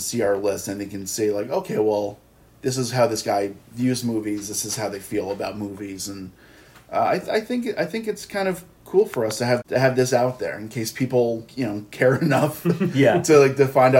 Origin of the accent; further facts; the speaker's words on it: Long Island, New York, United States; we're from Long Island.